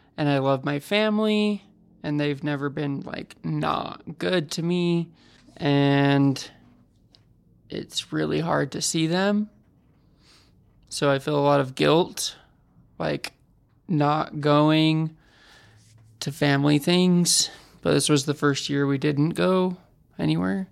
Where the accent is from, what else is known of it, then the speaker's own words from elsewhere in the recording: West Point, Utah, United States; moved away; Where I come from? West Point is where my parents live, which nobody normally knows where that's at. It's very far west.